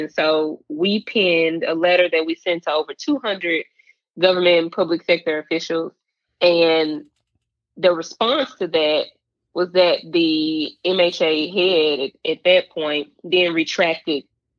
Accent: Memphis, Tennessee, United States; also born or lived in New York; growing up in North Memphis and Frazier

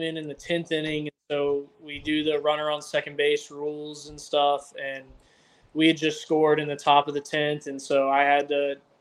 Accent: Georgia, United States; I was from Georgia

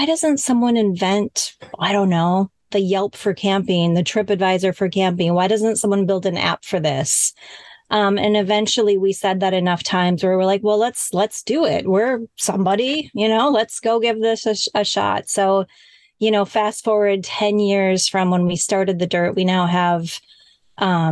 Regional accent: Minnesota, United States; we're both originally from Minnesota

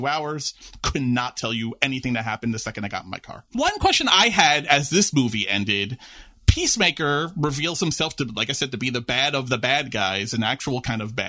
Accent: New York City, New York, United States; I'm a lifelong New York resident growing up in New York City

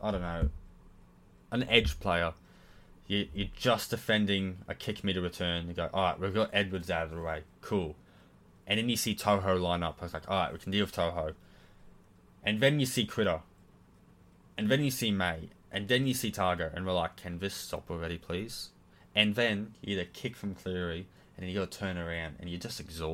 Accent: Queensland, Australia; being a Queenslander

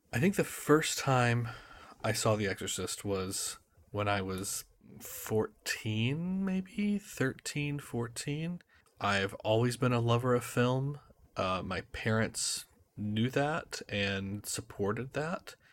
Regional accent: United States; I'm an American living in Boston

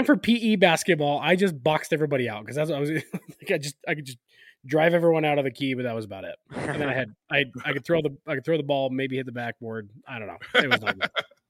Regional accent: Sacramento, California, United States; I grew up in Sacramento.

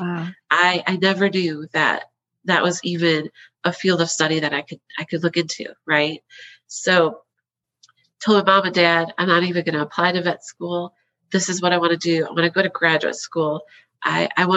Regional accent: Wisconsin, United States; moved away; I'm originally from Wisconsin. I've got dairy in my blood from the get-go. So I grew up on a small dairy farm

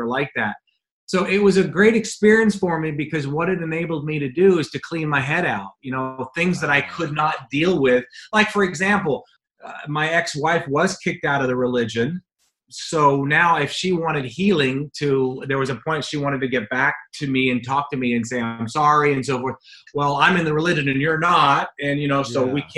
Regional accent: Jamaica; now in United States; I was born and raised in Jamaica.

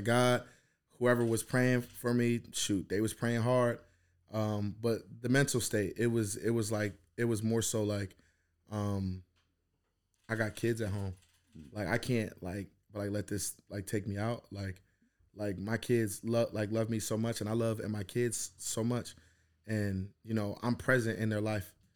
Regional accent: New Jersey, United States; moved away as an adult; also born or lived in Philadelphia; I grew up in Jersey and I went to Philly

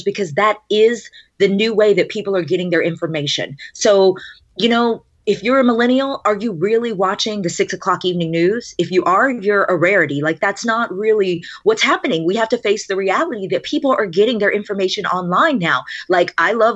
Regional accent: Monroe, Louisiana, United States; moved away as an adult; also born or lived in Shreveport, Louisiana; now in West Palm Beach, United States; this was in a small market in my hometown in Monroe, Louisiana

